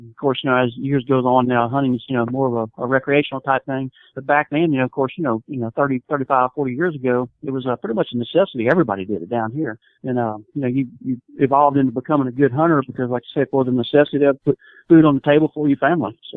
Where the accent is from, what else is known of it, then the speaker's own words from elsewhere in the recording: Ocean Springs, Mississippi, United States; right here in uh, South Mississippi, Ocean Springs, Mississippi uh, which is about four miles if you're familiar with Biloxi Gulfport, that area. And I've been in, been born and raised here my whole life